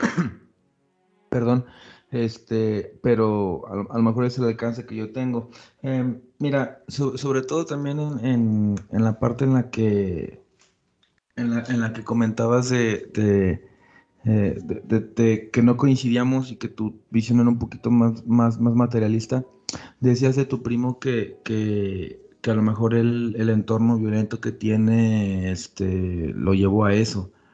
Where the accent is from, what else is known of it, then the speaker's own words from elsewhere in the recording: Mexico; Somos un pueblo mestizo y somos mexicanos